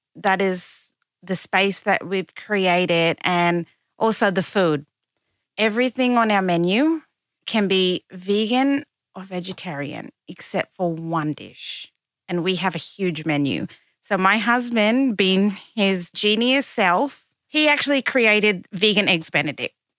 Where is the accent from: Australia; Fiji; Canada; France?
Australia; Kowanyama, Queensland; also born or lived in Cairns, Queensland / Glebe, Sydney; now in Sydney, Australia; I grew up there for the first, uh, almost nine years of my life, um, in an Aboriginal community called Kawanyama